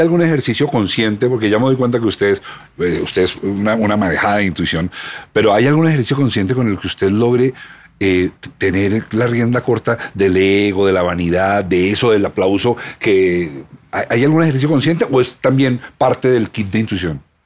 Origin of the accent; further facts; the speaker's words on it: Colombia; somos colombianos estantes, somos, somos producto de este país